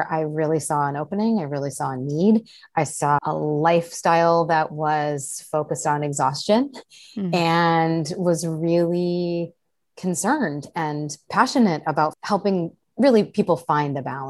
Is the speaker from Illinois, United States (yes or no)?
yes; Chicago, Illinois, United States; moved away as an adult; also born or lived in Southern California / Arizona; now in Seattle, United States; I grew up in the Chicago area, spent a handful of years living in Southern California, went back to Chicago